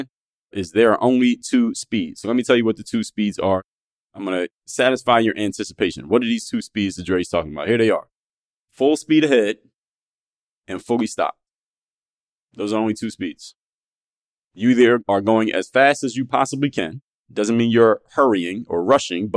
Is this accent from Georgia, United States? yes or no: no; Philadelphia, Pennsylvania, United States; Andorra section of Philadelphia, which is my hometown